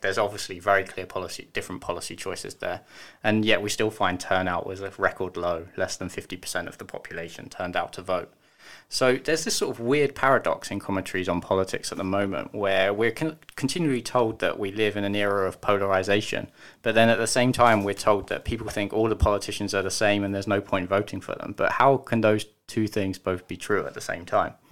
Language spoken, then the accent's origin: English; United Kingdom; now in Germany; I'm British